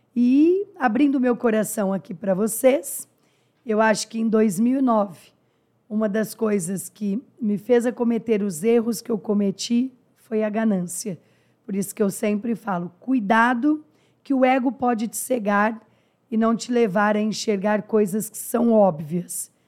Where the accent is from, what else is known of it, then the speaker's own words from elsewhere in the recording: interior of São Paulo, Brazil; Sou do interior de São Paulo, filha de motorista de ônibus falecido